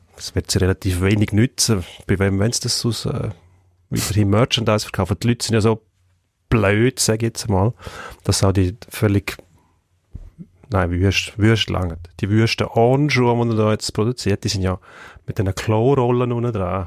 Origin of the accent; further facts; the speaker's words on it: Switzerland; bei uns in der Schweiz